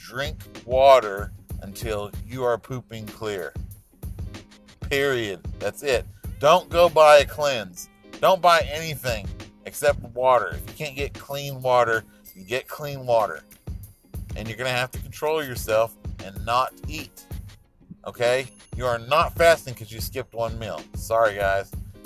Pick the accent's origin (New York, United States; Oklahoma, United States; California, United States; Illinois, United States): Oklahoma, United States; Salina; moved away; I grew up in Salina, Oklahoma